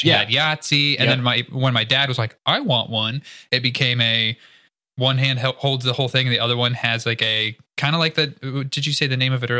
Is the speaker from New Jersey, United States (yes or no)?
no; Iowa, United States; As a kid growing up in Iowa